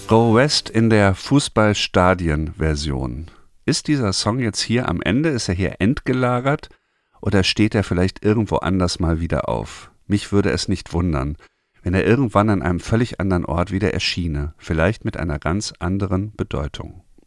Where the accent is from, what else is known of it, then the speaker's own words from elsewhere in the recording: Germany; bei uns in Deutschland